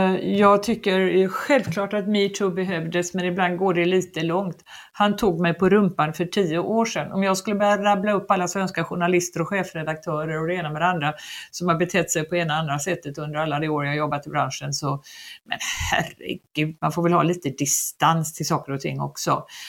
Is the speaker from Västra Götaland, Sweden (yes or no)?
yes; Gothenburg, Västra Götaland, Sweden; moved away as an adult; also born or lived in Paris; som den göteborgare jag var